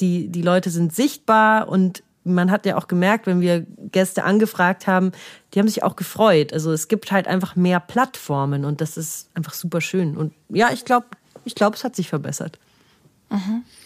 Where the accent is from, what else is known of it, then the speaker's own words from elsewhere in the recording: Munich, Bavaria, Germany; wir sind aus München, haben uns nie jetzt dafür geschämt